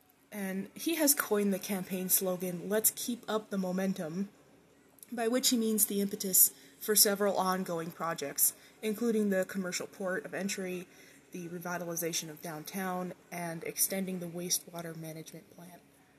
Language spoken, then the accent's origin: English; Douglas, Arizona, United States; moved away; my hometown, Douglas, Arizona